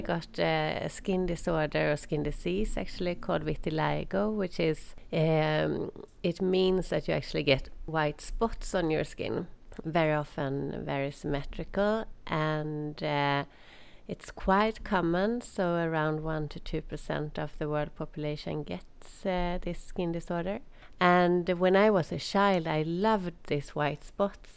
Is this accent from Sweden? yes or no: yes; Sweden; moved away as an adult; also born or lived in England / Jordan / Netherlands / Ireland; when it was time to move back to to Sweden